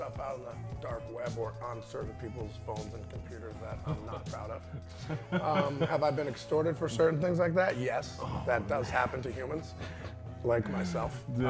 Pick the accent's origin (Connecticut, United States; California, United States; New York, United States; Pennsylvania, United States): Connecticut, United States; West Hartford; moved away as an adult; also born or lived in San Diego / Virginia; I grew up in West Hartford with a bunch of cool people.